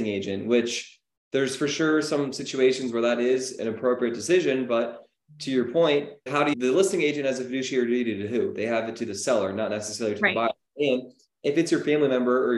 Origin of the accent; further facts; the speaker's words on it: Menlo Park, California, United States; I'm from Menlo Park, which is a crazy area and neighborhood with price point and whatnot